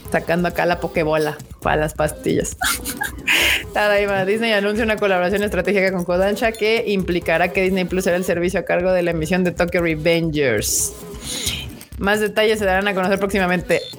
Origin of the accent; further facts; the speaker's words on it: Mexico; porque soy mexicano.